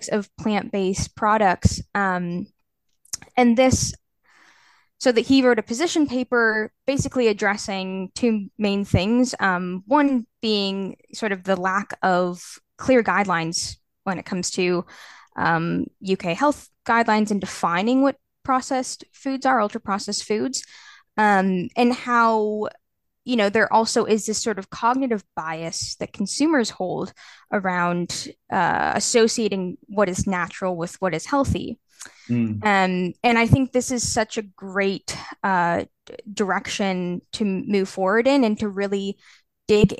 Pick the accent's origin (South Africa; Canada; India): Canada; now in Edinburgh, United Kingdom; I'm from Canada originally